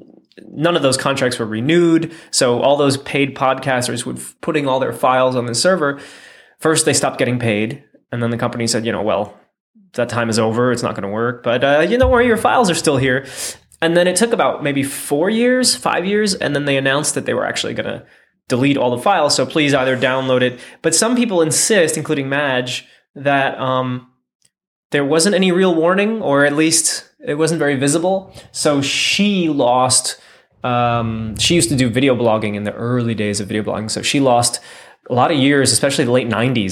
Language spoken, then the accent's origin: English; United States; born or raised there